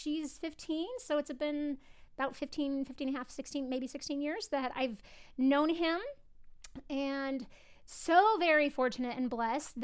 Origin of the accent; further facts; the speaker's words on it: Los Angeles, California, United States; also born or lived in Idaho; I was born and raised